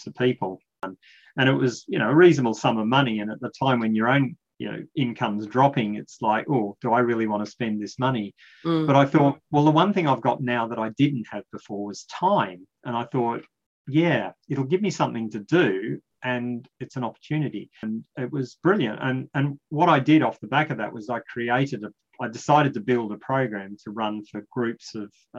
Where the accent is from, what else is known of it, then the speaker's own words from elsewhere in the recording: Australia; I'm talking a bit slow because I'm an Australian